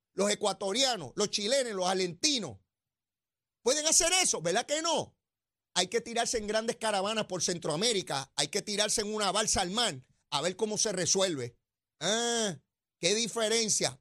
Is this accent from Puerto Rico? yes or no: yes; Puerto Rico; la iglesia que estaba aquí en Puerto Rico